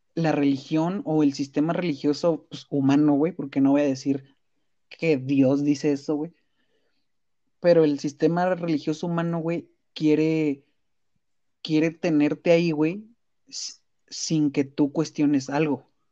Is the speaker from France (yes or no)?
no; Mexico; como mexicanos